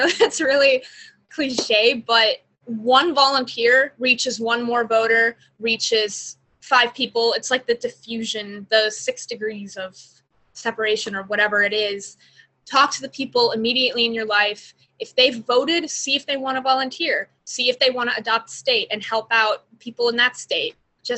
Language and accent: English; Georgia, United States; also born or lived in Pennsylvania; I have volunteered in my adopted state of Pennsylvania, but I've also been volunteering a lot in my home state of Georgia because it's a very competitive state here.